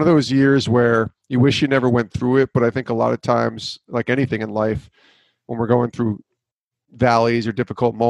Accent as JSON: {"language": "English", "town": "Albany", "region": "New York", "country": "United States", "tie": "born or raised there", "moved": "as an adult", "lives_now": "Connecticut, United States", "said": "I grew up in Albany, New York, moved out to Connecticut 20 years ago"}